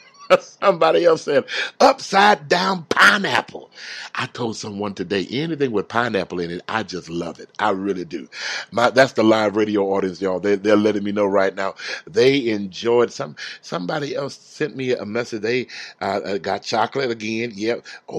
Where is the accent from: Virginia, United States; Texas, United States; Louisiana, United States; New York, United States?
Texas, United States; Houston; I grew up in the South. I grew up in Houston, Texas, and I just did not like the heat.